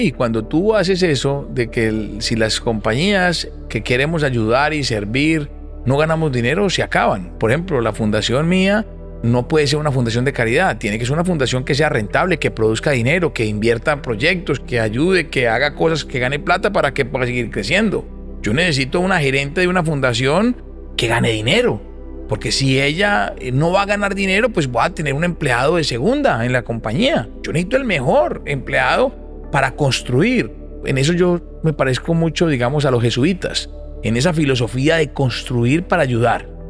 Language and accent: Spanish; Barranquilla, Atlántico, Colombia; also born or lived in Medellín; Por eso, como le dije al principio, yo soy un barranquillero nacido en Medellín.